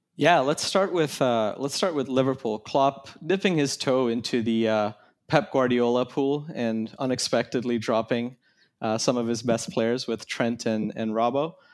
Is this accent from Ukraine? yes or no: no; Kenya; I grew up in Kenya